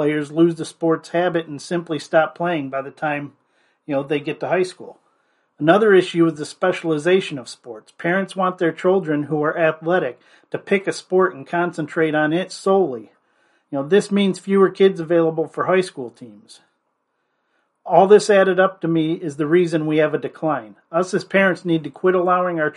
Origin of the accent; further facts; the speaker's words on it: Fairport Harbor, Ohio, United States; my alma mater, Fairport Harbor Harding High School